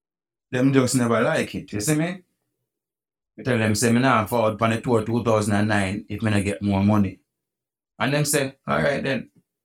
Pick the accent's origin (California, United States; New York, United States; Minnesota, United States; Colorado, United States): New York, United States; born there; I was born in New York. That's why I live in New York now.